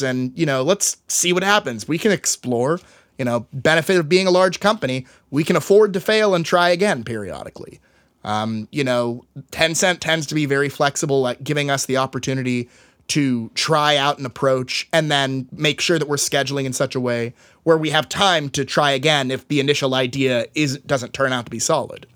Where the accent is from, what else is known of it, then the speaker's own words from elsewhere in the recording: Tyler, Texas, United States; my hometown, uh, I grew up in Tyler, Texas, East Texas